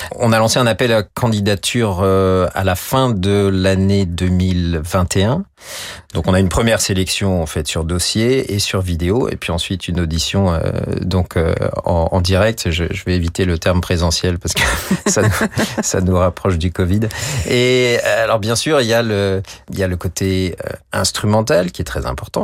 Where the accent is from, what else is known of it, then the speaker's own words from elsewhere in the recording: Chambéry, Auvergne-Rhône-Alpes, France; dans ma ville natale